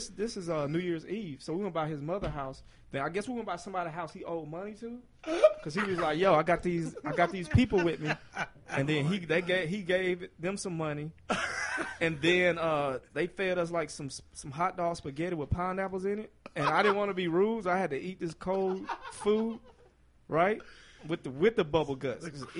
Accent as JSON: {"language": "English", "region": "the South", "country": "United States", "said": "As a Southerner, you know what I mean?"}